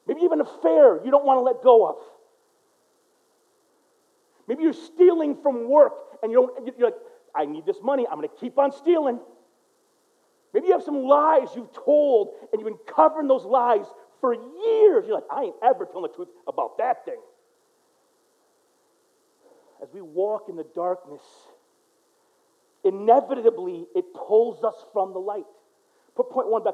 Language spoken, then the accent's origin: English; United States; I'm American through and through